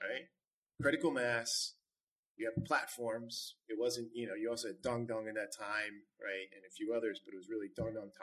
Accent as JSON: {"language": "English", "country": "United States", "said": "as an American"}